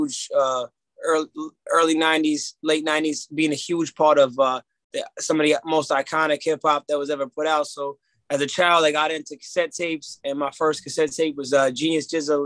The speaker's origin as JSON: {"language": "English", "town": "Newark", "region": "New Jersey", "country": "United States", "tie": "born or raised there", "also_born_or_lived": "Union, New Jersey / Irvington, New Jersey", "said": "Born and raised Union, Irvington, Newark, all around that area, around the tri-state area"}